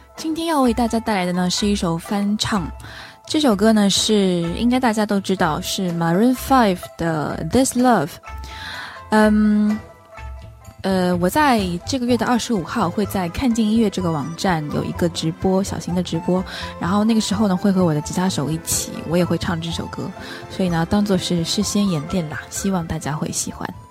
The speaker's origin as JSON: {"language": "Chinese", "region": "Shanghai", "country": "China", "said": "我是上海人"}